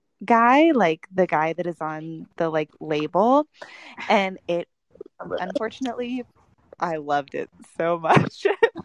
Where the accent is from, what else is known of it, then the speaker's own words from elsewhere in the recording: Texas, United States; Well, I'm from Texas, so obviously they would have to go back to Texas.